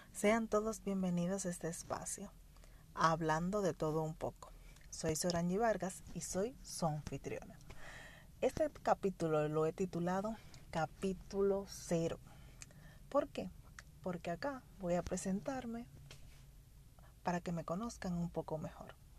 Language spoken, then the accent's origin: Spanish; Dominican Republic; como toda dominicana